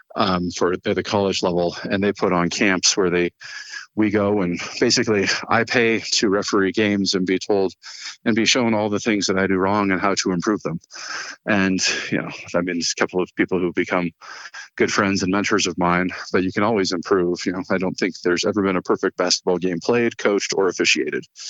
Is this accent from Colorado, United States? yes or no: yes; Fort Collins, Colorado, United States; also born or lived in Portland, Oregon; So I was born in Portland, Oregon, and you know they moved here right before I turned six. So I grew up in Fort Collins